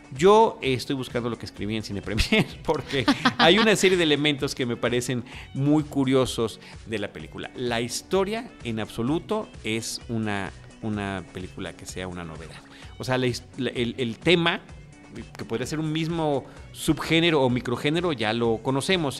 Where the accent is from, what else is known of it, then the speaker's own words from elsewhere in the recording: Mexico; Yo soy de México